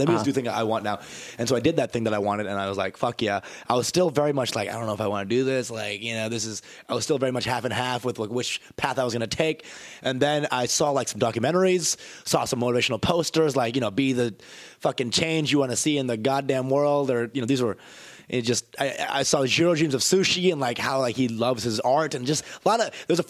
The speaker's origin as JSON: {"language": "English", "town": "Plano", "region": "Texas", "country": "United States", "said": "So Plano is a suburb of Dallas. I'm from Plano"}